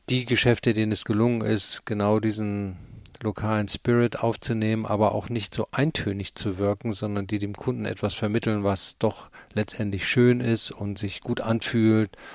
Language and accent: German; Cologne, North Rhine-Westphalia, Germany; also born or lived in Hamburg; äh, äh haben wir die nächsten 15, äh, 16 Jahre habe ich dann in Köln gewohnt, da bin ich auch groß geworden